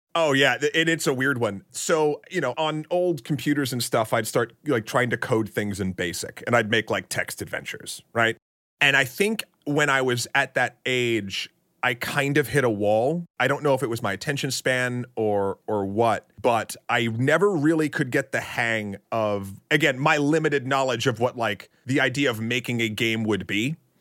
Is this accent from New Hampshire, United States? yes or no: yes; New Hampshire, United States; born or raised there; also born or lived in Tyngsborough, Massachusetts